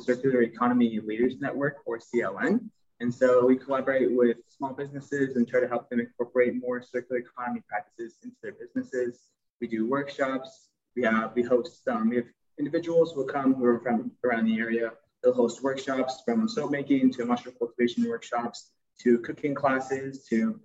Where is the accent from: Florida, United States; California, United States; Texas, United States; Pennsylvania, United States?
Texas, United States; Houston; now in Chicago, United States; I'm from Houston, Texas